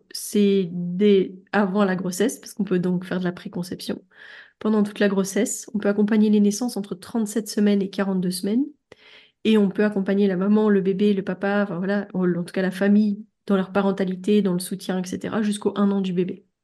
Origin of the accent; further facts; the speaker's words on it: Belgium; moi, je suis belge